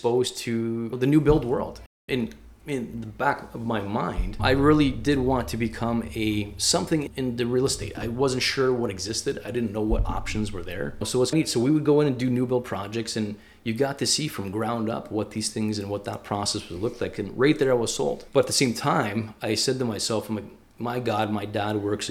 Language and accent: English; Leamington, Ontario, Canada; Grew up in Leamington, Ontario.